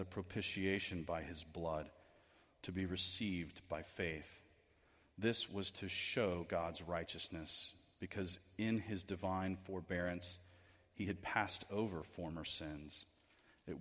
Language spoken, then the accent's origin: English; United States